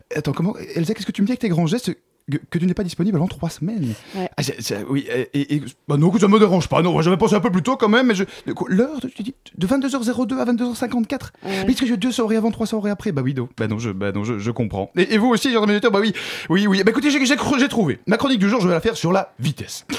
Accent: Brussels, Brussels-Capital Region, Belgium; now in Paris, France; chez moi, à Bruxelles

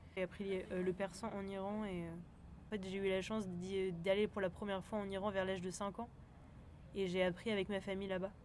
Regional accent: southern France, France; je suis née en France mais voilà mon père est, iranien

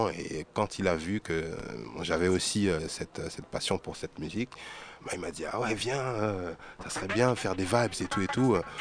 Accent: Martinique; j'ai ensuite pu voir la réalité de ce mouvement, de ce que ça représentait en Martinique.

